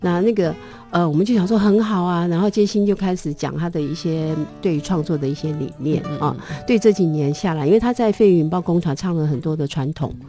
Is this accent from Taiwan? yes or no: yes; Taitung, Taitung County, Taiwan; 因为我自己从从小在台东长大，